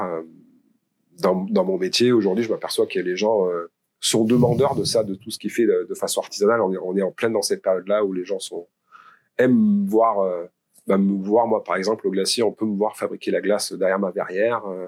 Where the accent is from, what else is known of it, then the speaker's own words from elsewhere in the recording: Pont-de-l'Isère, Auvergne-Rhône-Alpes, France; also born or lived in Valence; je suis de Pont-d'Isère déjà. Donc Valence, c'était la ville pour moi euh, dans, la, dans, ma campagne, parce que j'ai fait mes études à Valence